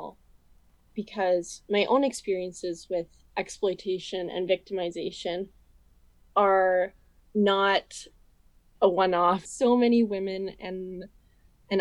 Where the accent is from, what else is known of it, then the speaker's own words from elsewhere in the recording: Vernon, British Columbia, Canada; I'm from Vernon. So this is my hometown